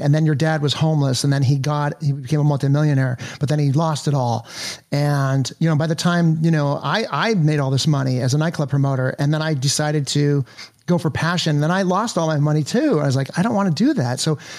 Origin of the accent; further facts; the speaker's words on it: Los Angeles, California, United States; growing up in LA, born and raised in Encino